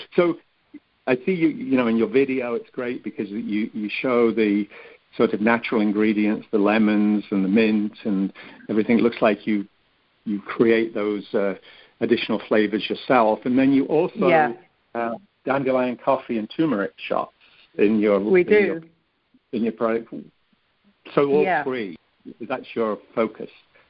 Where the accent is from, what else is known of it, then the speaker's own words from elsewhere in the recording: England, United Kingdom; I'm showing my age now, but when I grew up in England in the 50s and 60s, not too many people had heard of yogurt.